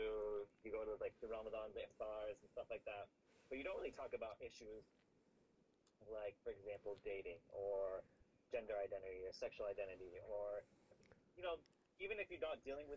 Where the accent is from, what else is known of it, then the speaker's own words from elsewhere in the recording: Los Angeles, California, United States; also born or lived in Seattle / Pasadena; I came from Los Angeles. I was born in Seattle, lived there for 6 years, and then my parents, due to warmer weather and the availability of Islamic schools, we moved to Los Angeles when I was about six, and then grew up in Los Angeles and Pasadena